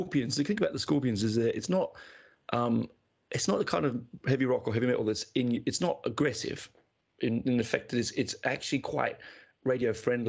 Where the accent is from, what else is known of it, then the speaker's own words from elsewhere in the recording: Canberra, Australian Capital Territory, Australia; It was a doubleheader in my hometown of Canberra, a tiny little Canberra.